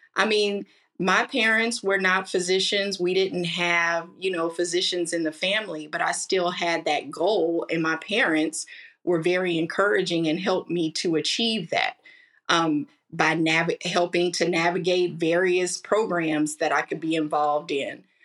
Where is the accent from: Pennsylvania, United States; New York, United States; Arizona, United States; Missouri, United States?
Missouri, United States; Kansas City; I am a native of Kansas City, Missouri, born and raised